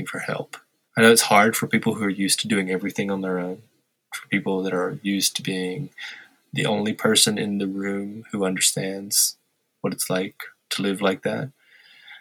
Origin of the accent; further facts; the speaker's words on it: Louisiana, United States; moved away as an adult; I grew up in Louisiana.